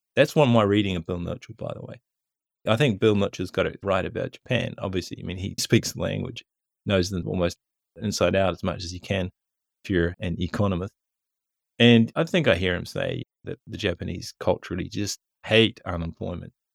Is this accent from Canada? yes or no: no; New Zealand; most people do in New Zealand when we're buying books from Amazon. New Zealand dollars go down in our bank accounts